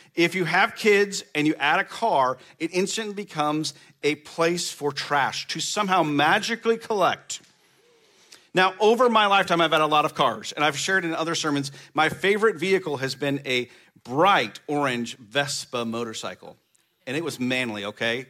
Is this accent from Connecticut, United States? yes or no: no; Baird, Nebraska, United States; I grew up on a farm in the middle of nowhere in Nebraska, Baird, Nebraska.